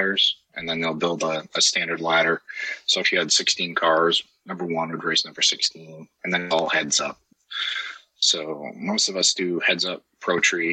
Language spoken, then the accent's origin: English; Maine, United States; moved away as an adult; also born or lived in Maryland; where I grew up here in Maine